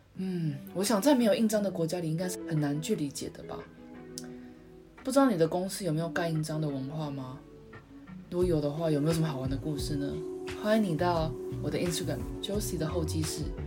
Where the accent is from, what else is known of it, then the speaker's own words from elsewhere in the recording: Taiwan; now in Japan; 我们台湾信也是汉字嘛